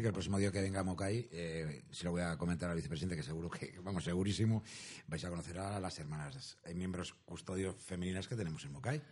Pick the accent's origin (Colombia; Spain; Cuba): Spain; Madrid, Community of Madrid; now in Zaragoza, Spain; Llevo desde el año 75 aquí en Zaragoza, en esta bella tierra maña, que yo soy de Madrid